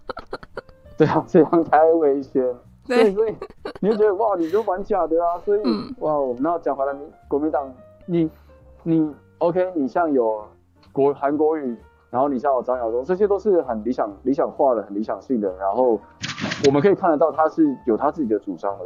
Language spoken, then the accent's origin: Chinese; Tainan, Taiwan; moved away as an adult; now in Taipei, Taiwan; 我现在在台北市，我是台南人